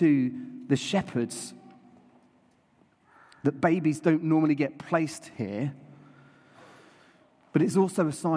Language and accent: English; New Forest, South East England, United Kingdom; I grew up in the New Forest, and so I used to see horses and donkeys and cows.